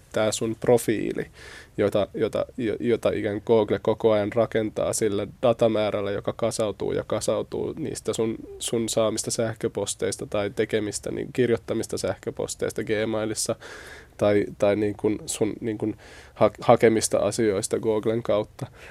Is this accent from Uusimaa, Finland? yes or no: yes; Espoo, Uusimaa, Finland; mä itse tuun siis Espoosta